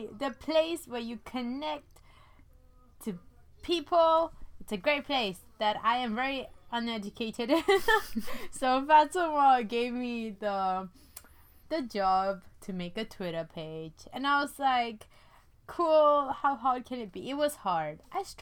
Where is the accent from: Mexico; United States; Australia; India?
India; now in London, United Kingdom; I was born, you know, in India. I'm from India